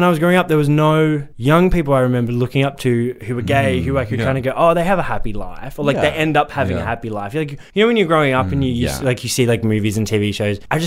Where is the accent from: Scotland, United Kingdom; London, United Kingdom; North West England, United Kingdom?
London, United Kingdom; When I grew up in South London in the UK